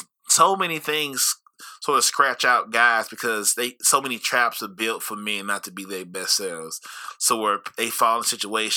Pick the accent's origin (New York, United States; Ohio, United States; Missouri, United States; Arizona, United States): Missouri, United States; St. Louis; moved away; also born or lived in Colorado; growing up, I understand like what works well in St. Louis